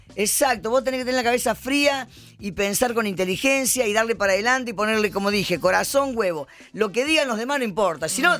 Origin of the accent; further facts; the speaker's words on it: Jujuy, Argentina; Yo nací en Jujuy, eh, en la pobreza justamente, somos siete hermanos. Y, tuve que aprender a trabajar desde chiquita